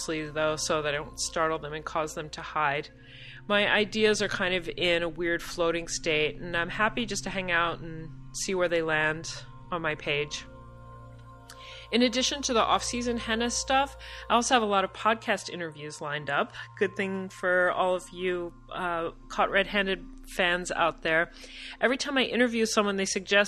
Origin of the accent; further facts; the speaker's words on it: Michigan, United States; now in New York, United States; we're both from Michigan